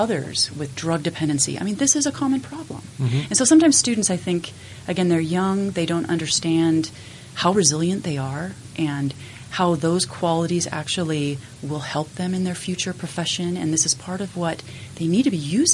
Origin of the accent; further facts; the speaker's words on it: Logan, Utah, United States; I grew up in Logan